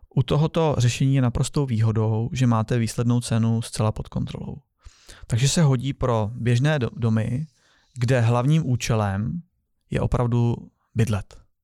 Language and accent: Czech; Czechia; my jako Češi